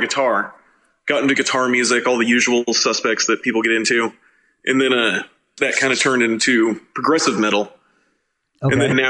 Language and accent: English; Reno, Nevada, United States; I was born and raised in Reno. All of us have lived here most of our lives.